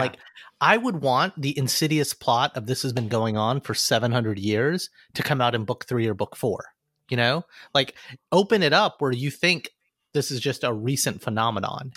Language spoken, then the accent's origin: English; Alabama, United States; Growing up in Alabama